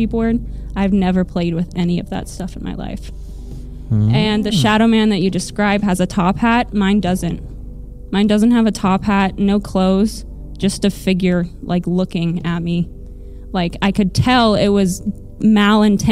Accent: Springfield, Missouri, United States; you guys were coming to my hometown, and I was like, what? Me? My hometown?

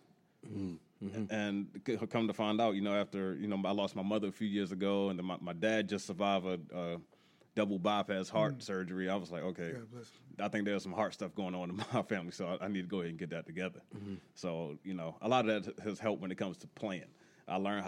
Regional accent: Baltimore, Maryland, United States; growing up Baltimore, I grew up in Emerson Village.

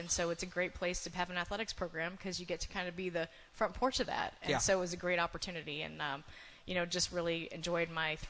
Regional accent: Portland, Maine, United States; now in Mount Pleasant, United States; I'm a girl from Portland, Maine

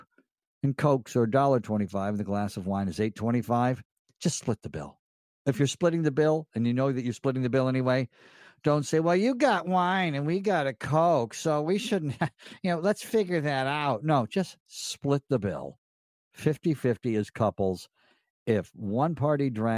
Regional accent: Elmira, New York, United States; when I was a little boy growing up in Elmira, New York

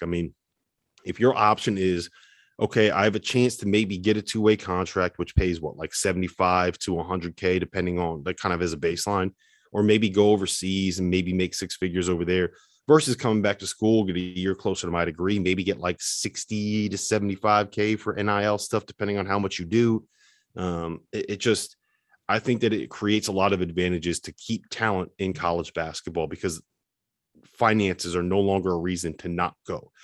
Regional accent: Connecticut, United States; I'm from Connecticut, big Yukon guy

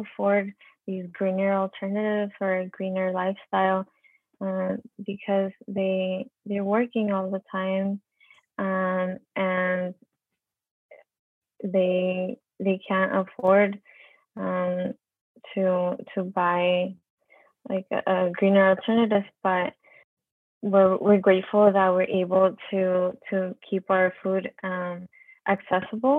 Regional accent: San Diego, California, United States; a lot of us live in City Heights. We're from City Heights

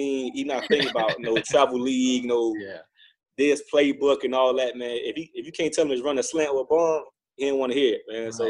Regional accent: Miami, Florida, United States; I just wanted to stay home, you know, put on for my city

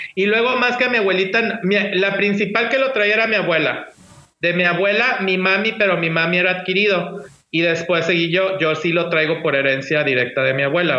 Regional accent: Monterrey, Nuevo León, Mexico; yo soy de acá de Monterrey, Nuevo León, México

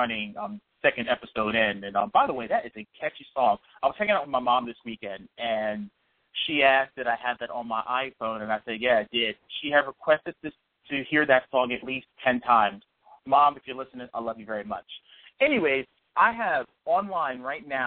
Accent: Northeast, United States; I grew up in the Northeast

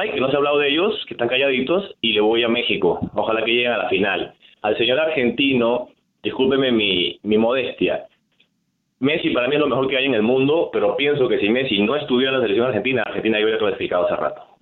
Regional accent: Peru; accent: Peruvian; now in Los Angeles, United States; yo soy peruano, pues se da cuenta por mi acento.

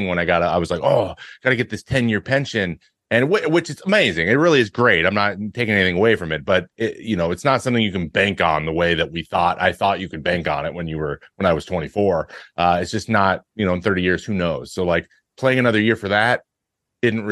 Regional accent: the Northwest, Pacific Northwest, United States; I'm from the Northwest

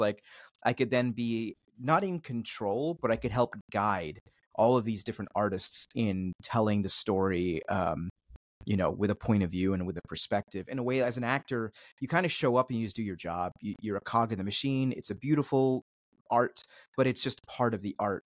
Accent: Philadelphia, Pennsylvania, United States; also born or lived in Switzerland; I was born in Switzerland and, uh, grew up outside the suburbs of Philly

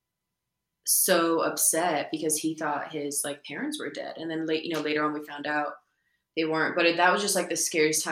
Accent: Idaho, United States; also born or lived in Kosovo / Berlin, Germany; growing up in Idaho

